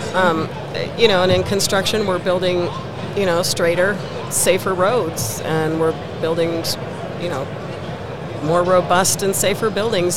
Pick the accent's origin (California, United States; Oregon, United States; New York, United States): California, United States; San Jose; moved away as an adult; now in Denver, United States; I'm originally from the Bay Area in California, mm-hmm. San Jose uh, Bay Area